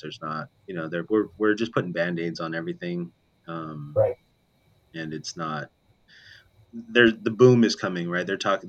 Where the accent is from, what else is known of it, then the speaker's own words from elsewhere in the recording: Las Vegas, Nevada, United States; That's where I grew up in Vegas